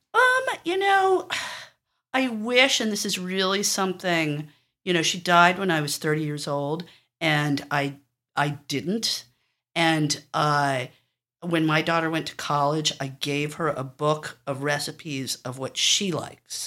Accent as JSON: {"language": "English", "town": "New York City", "region": "New York", "country": "United States", "tie": "born or raised there", "said": "I grew up on the Upper West Side"}